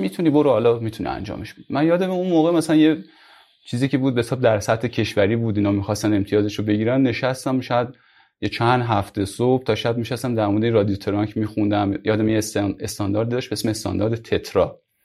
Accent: Mashhad, Razavi Khorasan, Iran; moved away as an adult; also born or lived in Kerman / Yazd / Tehran; من اصلیتم مشهدی هستم یعنی مشهد به دنیا اومدم همونجا بزرگ شدم

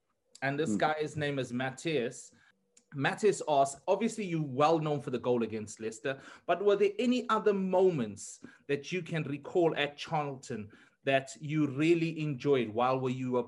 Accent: South Africa; as a South African

